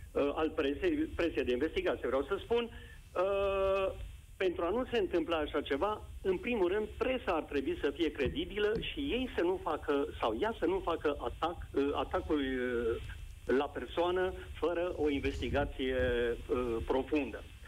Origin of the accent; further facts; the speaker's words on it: Sibiu, Sibiu County, Romania; eu sunt sibian, locuiesc în Sibiu.